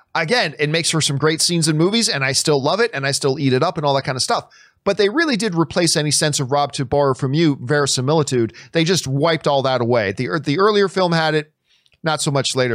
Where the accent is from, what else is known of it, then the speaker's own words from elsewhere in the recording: Nova Scotia, Canada; I was born in Nova Scotia